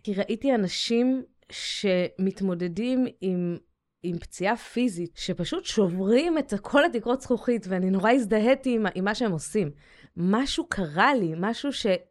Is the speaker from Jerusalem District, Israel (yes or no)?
yes; Jerusalem, Jerusalem District, Israel; also born or lived in Scotland; גדלתי בירושלים